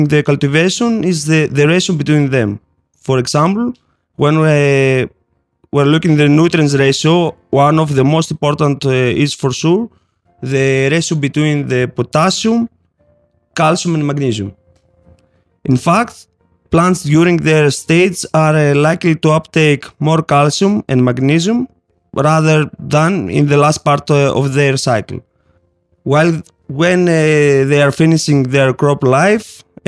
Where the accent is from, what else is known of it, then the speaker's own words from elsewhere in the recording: Greece; from Haifa, Southeast Europe, and I'm from Greece